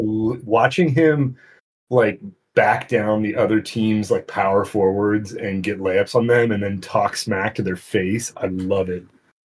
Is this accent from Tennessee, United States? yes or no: no; San Diego, California, United States; I grew up in San Diego